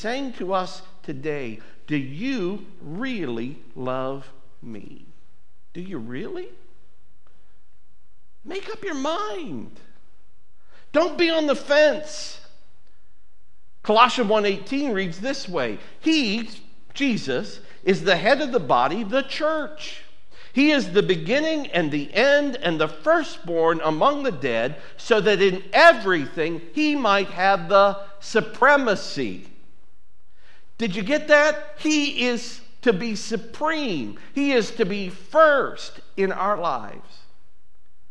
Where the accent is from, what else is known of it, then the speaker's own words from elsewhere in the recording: United States; I'm an American.